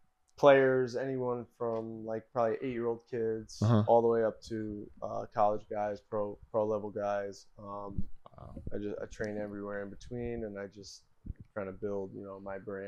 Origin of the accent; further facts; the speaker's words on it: North Branford, Connecticut, United States; obviously, from North Branford originally, Branford, Connecticut. It's a small town.